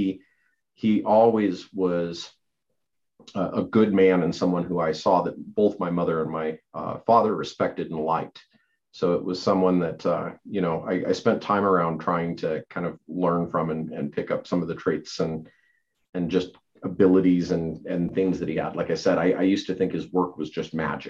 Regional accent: Lander, Wyoming, United States; Lander is my hometown, it's kind of this little island in the middle of the reservation

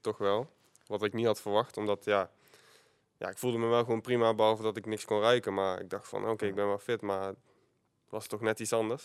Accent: Eindhoven, North Brabant, Netherlands; ik kwam hopelijk gewoon uit Eindhoven. Dus als ik, eh, haast had, dan kon ik gewoon op de fiets en dan ging ik naar school

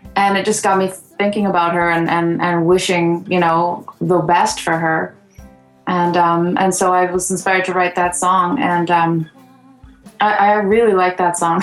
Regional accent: West Coast, British Columbia, Canada; also born or lived in Sweetgrass reserve, Saskatchewan; I'm Cree, originally from Saskatchewan, although I was raised here on the West Coast. I was born on a reserve called Sweetgrass

